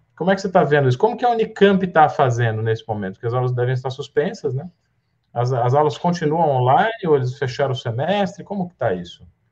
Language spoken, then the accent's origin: Portuguese; Goiás, Brazil; moved away as an adult; also born or lived in Goiânia; now in São Paulo, Brazil; como diz ali na minha terra, em Goiás